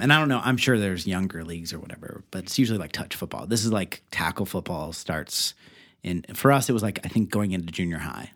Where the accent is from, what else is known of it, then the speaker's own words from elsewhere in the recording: Beavercreek, Ohio, United States; I'm from Beaver Creek, Ohio